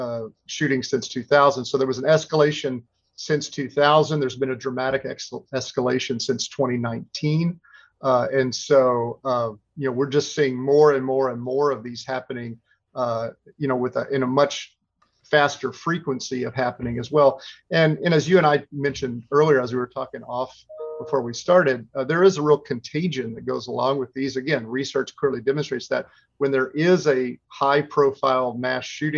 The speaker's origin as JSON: {"language": "English", "region": "Texas", "country": "United States", "said": "I come from Texas"}